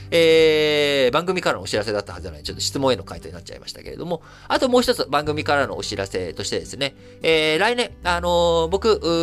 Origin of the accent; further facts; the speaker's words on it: Japan; 生まれも育ちも日本なので